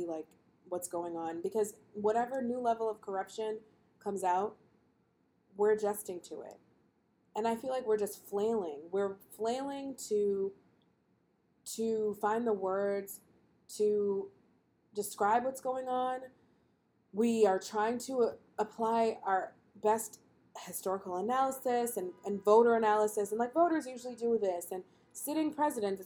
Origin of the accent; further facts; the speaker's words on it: United States; I'm African-American and she's African-American